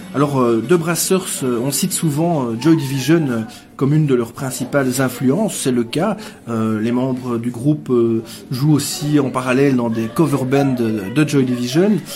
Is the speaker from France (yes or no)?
no; Gembloux, Wallonia, Belgium; je viens de Jean Blou. Hein. Oui, oui, oui. Et euh, quand j'étais tout gamin à Jean Blou